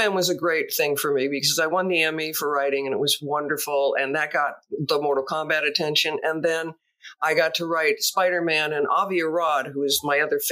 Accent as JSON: {"language": "English", "town": "Los Angeles", "region": "California", "country": "United States", "tie": "born or raised there", "said": "So my background is growing up in Hollywood."}